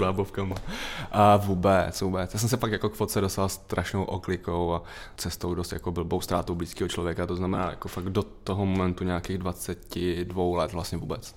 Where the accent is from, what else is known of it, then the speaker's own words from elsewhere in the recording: Litoměřice, Ústí nad Labem Region, Czechia; also born or lived in Most; já pocházím z malého města, z Litoměře, ten most to je spíš jako místo narození